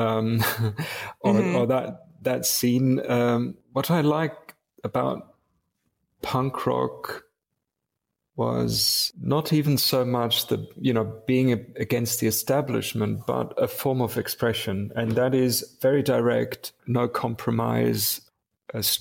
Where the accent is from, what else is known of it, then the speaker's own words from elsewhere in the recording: Wuppertal, North Rhine-Westphalia, Germany; moved away as an adult; also born or lived in Munich / England; I was born in Munich, but raised mainly in a city called Wuppertal